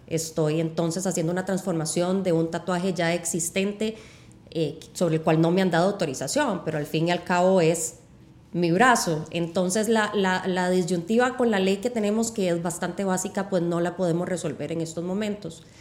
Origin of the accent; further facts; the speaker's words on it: Costa Rica; somos un país pequeño